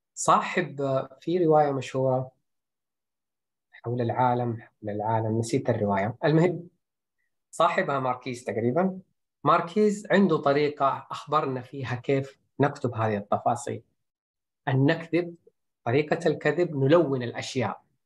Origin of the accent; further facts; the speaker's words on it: Saudi Arabia; عندنا في السعوديه